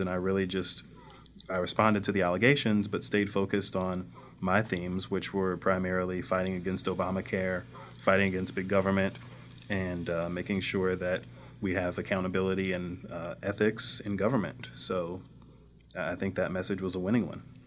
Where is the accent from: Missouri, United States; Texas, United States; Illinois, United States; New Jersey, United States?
Missouri, United States; Northwoods; I grew up in North Saint Louis County